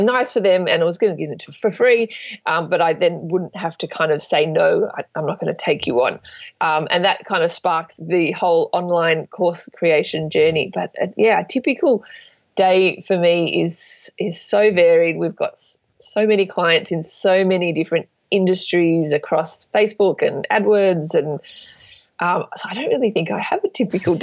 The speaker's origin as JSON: {"language": "English", "town": "Sydney", "region": "New South Wales", "country": "Australia", "said": "I'm from Sydney, Australia"}